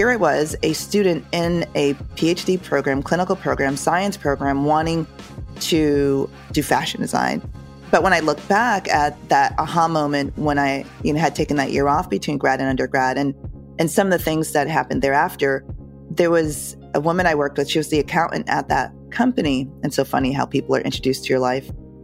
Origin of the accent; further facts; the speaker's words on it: Connecticut, United States; I grew up in Connecticut.